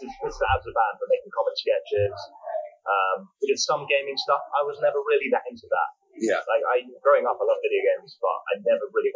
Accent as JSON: {"language": "English", "region": "London", "country": "United Kingdom", "tie": "born or raised there", "also_born_or_lived": "Nottingham", "said": "I grew up in North London"}